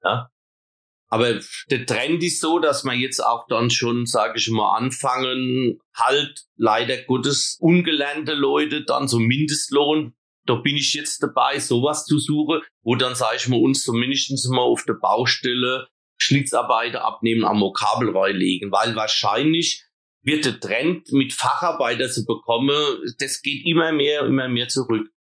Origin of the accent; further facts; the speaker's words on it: Eisenberg, Germany; bei uns in Eisenberg